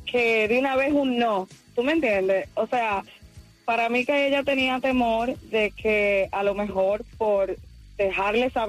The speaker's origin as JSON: {"language": "Spanish", "country": "Puerto Rico", "said": "boricua somos."}